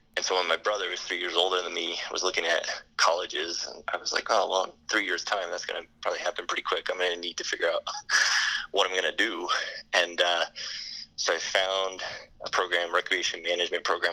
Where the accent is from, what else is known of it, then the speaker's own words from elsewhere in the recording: United States; myself being American in a foreign, you know, country